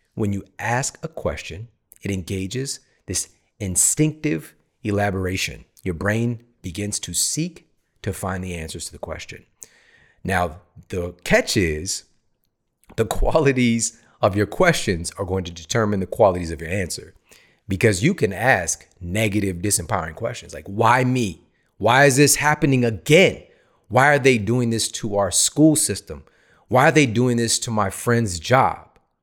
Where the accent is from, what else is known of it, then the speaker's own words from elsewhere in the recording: St. Louis, Missouri, United States; moved away as an adult; also born or lived in Ferguson, Missouri; now in California, United States; I grew up in the Midwest, S T L